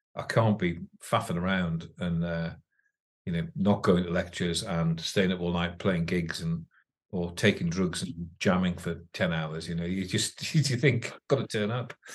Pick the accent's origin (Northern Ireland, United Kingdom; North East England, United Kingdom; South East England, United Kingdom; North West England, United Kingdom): North East England, United Kingdom; Northumberland; born or raised there; also born or lived in London